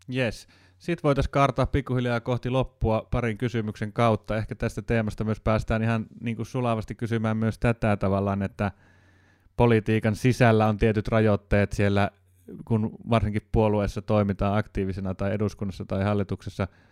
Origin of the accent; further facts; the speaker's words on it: Jyväskylä, Central Finland, Finland; moved away; On Jyväskylän maisemat, se on mulle se koti, kotiseutu